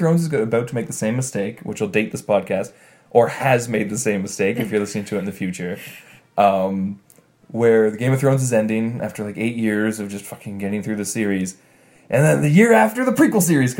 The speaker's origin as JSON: {"language": "English", "country": "Canada", "accent": "Canadian", "said": "I have a bit of a Canadian accent myself"}